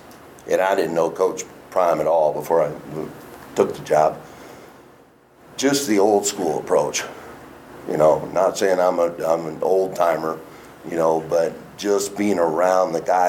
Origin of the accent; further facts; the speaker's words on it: Los Angeles, California, United States; I'm from Los Angeles, and I've lived kind of everywhere across the country at this point for the most part.